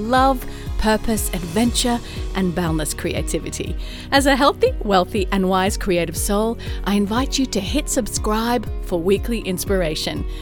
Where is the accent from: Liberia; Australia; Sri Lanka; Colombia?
Australia; also born or lived in London / California; now in Atlanta, United States; Now I'm an Aussie in Atlanta, Georgia, U S A.